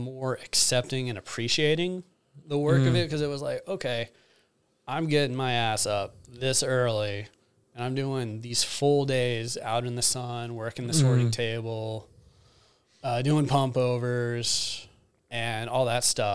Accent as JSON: {"language": "English", "town": "Napa", "region": "California", "country": "United States", "tie": "born or raised there", "said": "Napa Valley through and through, like, born Queen of the Valley"}